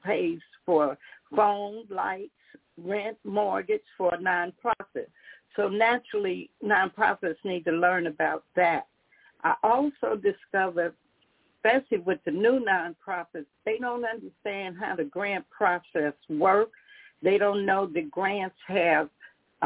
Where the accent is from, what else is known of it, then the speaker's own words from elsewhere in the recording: Chicago, Illinois, United States; I grew up in Chicago